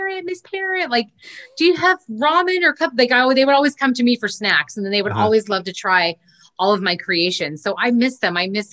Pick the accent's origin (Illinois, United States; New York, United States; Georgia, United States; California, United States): California, United States; Orange County; moved away as an adult; now in Long Beach, United States; I was born and raised in Orange County and moved to Long Beach.